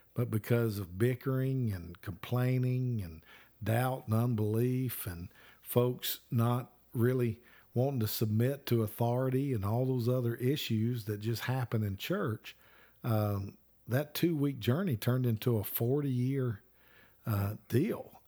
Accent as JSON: {"language": "English", "region": "Alabama", "country": "United States", "said": "I'm from Alabama"}